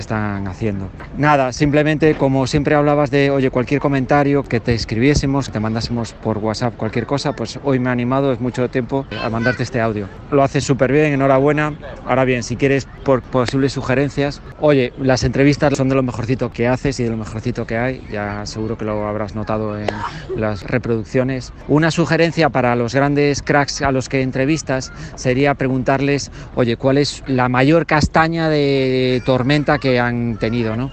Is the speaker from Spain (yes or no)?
yes; Galicia, Spain; Soy de Galicia.